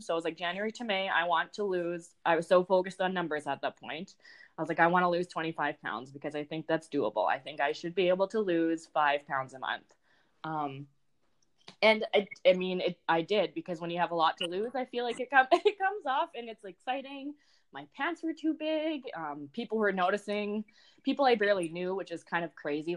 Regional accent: Saskatchewan, Canada; moved away as an adult; also born or lived in North Dakota; now in United States; I'm from Saskatchewan, um, Canada, and then I went to college in North Dakota

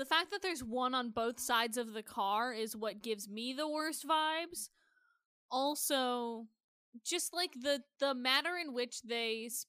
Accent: Iowa, United States; I grew up in Iowa. I grew up around a lot of hunters.

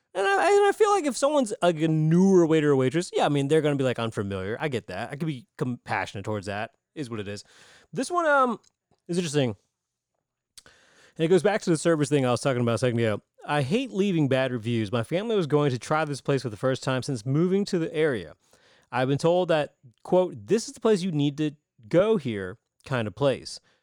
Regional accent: Greenville, South Carolina, United States; I'm thirty-seven years old, born and raised in Greenville

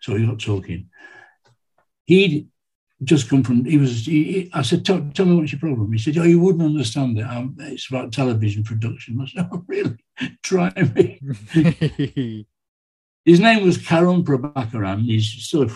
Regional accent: England, United Kingdom; I'm from England

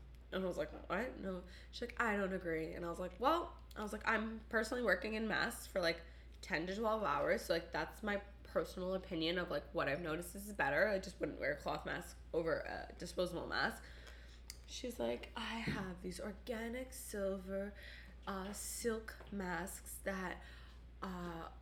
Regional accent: Canada; as a Canadian

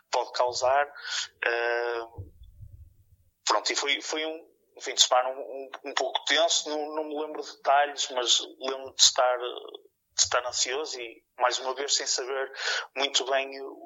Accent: Porto, Norte, Portugal; sou aqui da zona do Porto

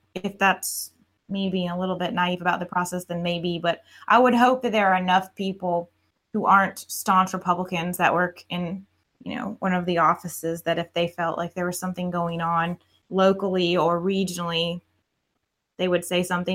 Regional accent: Atlanta, Georgia, United States; moved away; I'm from Atlanta and I moved down here

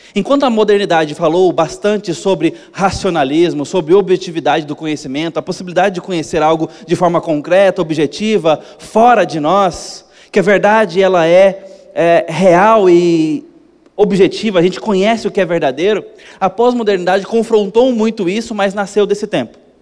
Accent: Brazil; como brasileiros

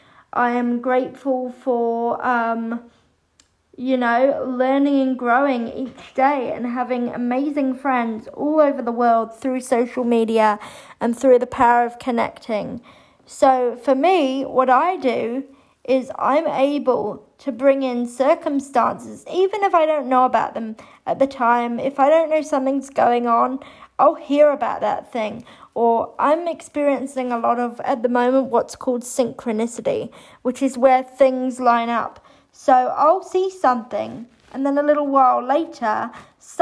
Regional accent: England, United Kingdom; I had a very wonderful, lovely early childhood growing up in England.

